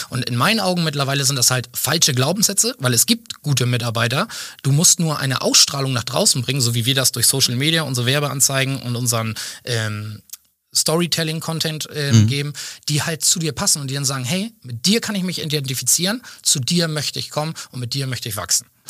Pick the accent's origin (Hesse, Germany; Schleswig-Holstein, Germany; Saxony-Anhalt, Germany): Schleswig-Holstein, Germany; Schenefeld; also born or lived in Waldenau; Wir sitzen in Schenefeld, wo ich auch geboren bin, wo ich lebe, wo ich mich zu Hause fühle